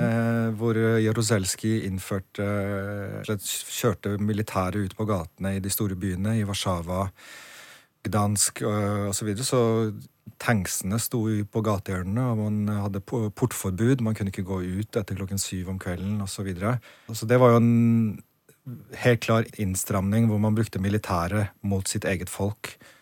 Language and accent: Norwegian; Norway; also born or lived in Poland; Oppvokst i Norge, men studert seks år i Polen.